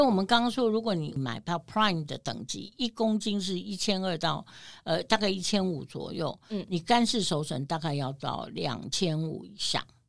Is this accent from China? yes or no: no; New York, United States; 我们纽约人